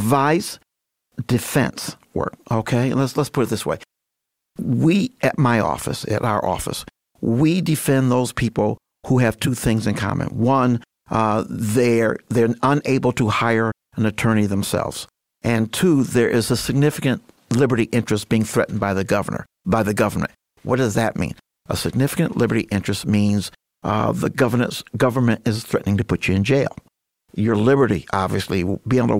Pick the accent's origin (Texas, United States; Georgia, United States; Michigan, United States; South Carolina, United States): Michigan, United States; Grand Rapids; moved away as an adult; now in Muskegon, United States; I was born and raised in Grand Rapids, grew up on the southeast side.